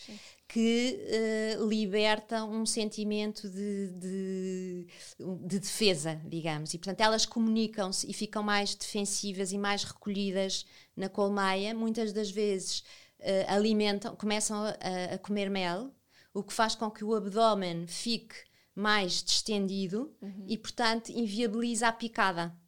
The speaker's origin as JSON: {"language": "Portuguese", "region": "Lisbon", "country": "Portugal", "tie": "born or raised there", "moved": "as an adult", "lives_now": "Vila Nova de Milfontes, Portugal", "said": "sempre vivi a minha vida toda em Lisboa e há nove anos fui viver para Vila Nova de Mil Fontes"}